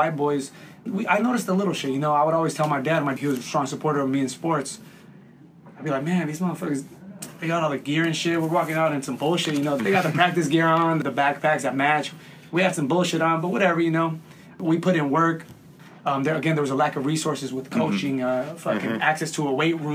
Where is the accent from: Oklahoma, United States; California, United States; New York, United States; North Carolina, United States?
California, United States; Inland Empire; we're from the Inland Empire area